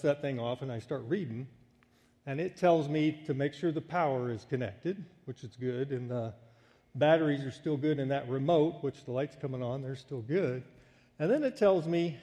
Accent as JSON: {"language": "English", "country": "United States", "said": "when I would come back home, it was always a culture shock for me as an American"}